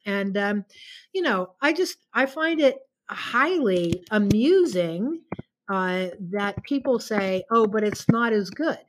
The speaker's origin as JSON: {"language": "English", "area": "outside of Pittsburgh", "region": "Pennsylvania", "country": "United States", "tie": "born or raised there", "also_born_or_lived": "New York City / Connecticut", "moved": "yes", "lives_now": "Vienna, Virginia, United States", "said": "I was born and raised outside of Pittsburgh, Pennsylvania"}